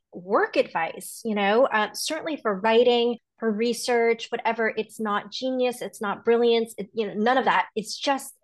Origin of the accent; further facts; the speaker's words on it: Los Angeles, California, United States; now in Washington, D.C., United States; I am in Washington, D.C. I grew up in Los Angeles where we don't really have a change of seasons in the same way